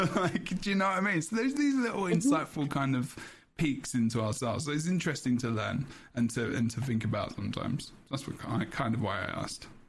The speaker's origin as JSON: {"language": "English", "region": "England", "country": "United Kingdom", "said": "I'm English"}